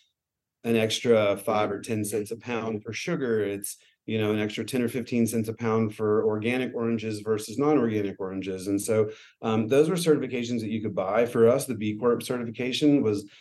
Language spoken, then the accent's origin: English; Tennessee, United States; also born or lived in Northern California; now in San Diego, United States; I grew up in Tennessee